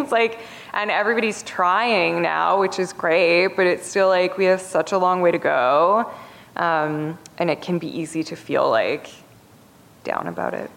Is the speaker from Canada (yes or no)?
yes; Canada; also born or lived in Toronto; I'm Canadian